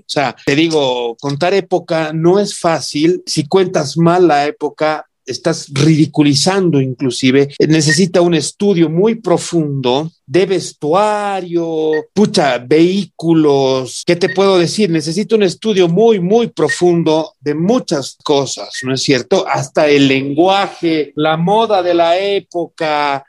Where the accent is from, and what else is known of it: Bolivia